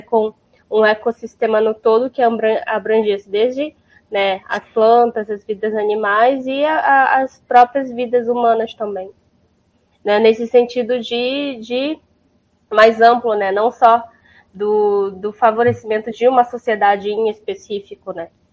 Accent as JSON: {"language": "Portuguese", "region": "North Region", "country": "Brazil", "moved": "yes", "lives_now": "South Region, Brazil", "said": "eu sou do norte do Brasil, mas eu estou na região do sul"}